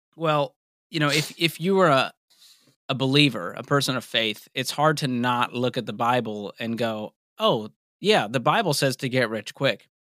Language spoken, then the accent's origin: English; Boston, Massachusetts, United States; moved away as an adult; also born or lived in Mobile, Alabama; I grew up in Boston and ended up finishing college in Mobile, Alabama